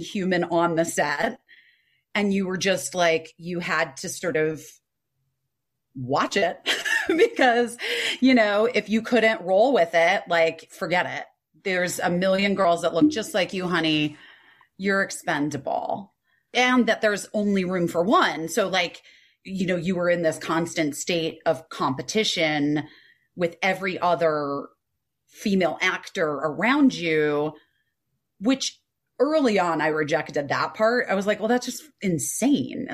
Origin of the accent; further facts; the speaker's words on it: Scottsdale, Arizona, United States; I grew up in Arizona and Scottsdale